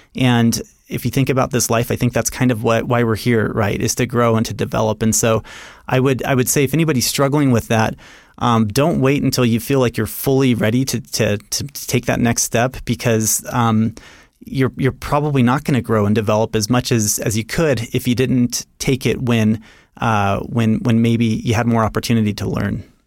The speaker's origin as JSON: {"language": "English", "town": "Seattle", "region": "Washington", "country": "United States", "also_born_or_lived": "Rexburg, Idaho / New York City", "moved": "yes", "said": "I'm from the Seattle area originally."}